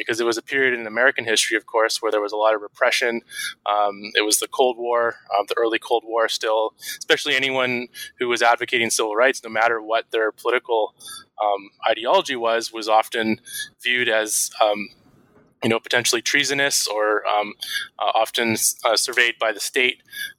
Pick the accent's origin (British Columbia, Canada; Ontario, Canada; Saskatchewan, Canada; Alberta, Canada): British Columbia, Canada; Vancouver; really fortunate to meet a veteran elder of the civil rights movement who coincidentally retired to my hometown of Vancouver.